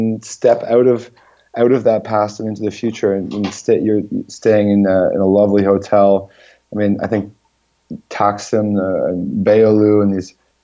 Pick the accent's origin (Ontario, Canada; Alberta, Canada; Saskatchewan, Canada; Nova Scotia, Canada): Ontario, Canada; Toronto; moved away as an adult; now in Istanbul, Turkey; I'm back in Toronto for the summer